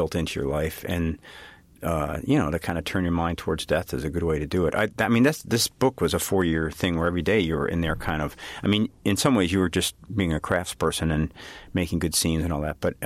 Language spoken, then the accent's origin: English; Chicago, Illinois, United States; I'm from Chicago, so I kind of know the grid